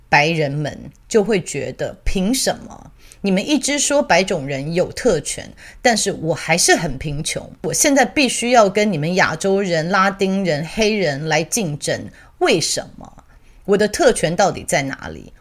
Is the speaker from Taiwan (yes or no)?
yes; Taiwan; moved away; also born or lived in Australia; 我以前在澳洲的时候啊，我们其实很多台湾人是一起移民过去的